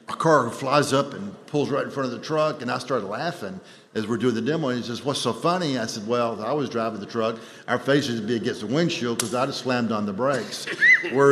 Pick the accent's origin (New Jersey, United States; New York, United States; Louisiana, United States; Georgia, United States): Georgia, United States; Atlanta; I'm from Atlanta